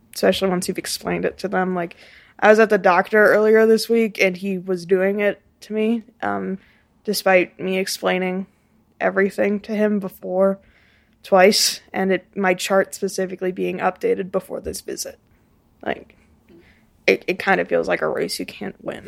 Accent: Saint Louis Park, Minnesota, United States; I am sixteen, and I am an artist from Saint Louis Park

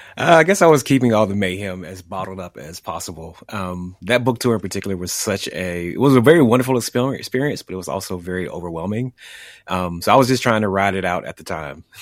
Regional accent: the South, United States; my experiences growing up in the South

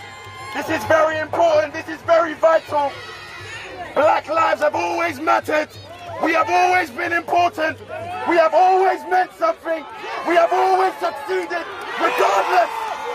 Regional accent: London, United Kingdom; I have been born in this country. I'm 28 years old, born and raised in London.

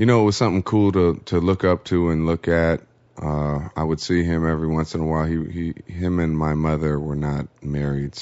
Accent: Oakland, California, United States; moved away as an adult; now in Los Angeles, United States; I grew up in Oakland, California, and moved to the Los Angeles area about 8 years ago

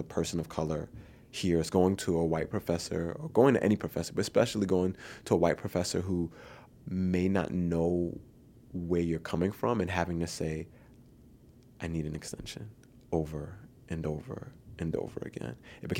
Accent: New York City, New York, United States; moved away as an adult; I grew up in the Bronx

